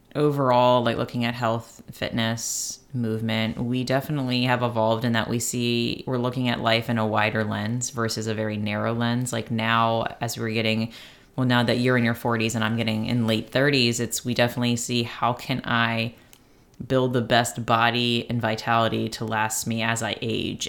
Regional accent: Baltimore, Maryland, United States; moved away; I basically grew up there with my grandparents and all

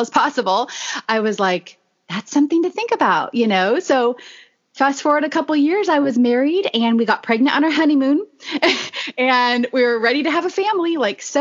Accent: Oregon, United States; moved away as an adult; now in Texas, United States; I was born and raised in Oregon and somehow made it to Texas about 16 years ago.

